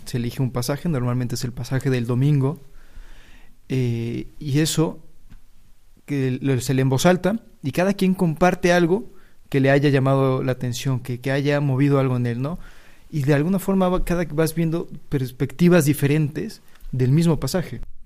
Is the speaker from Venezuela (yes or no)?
no; Mexico; moved away as an adult; now in Spain; Soy de México y llevo aquí en España ya un año desde que empecé el noviciado